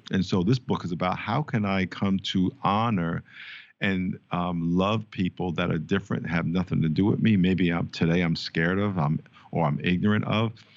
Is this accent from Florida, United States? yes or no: no; New York, United States; moved away; I grew up in New York, played four years, uh, in the N F L with the San Diego Chargers.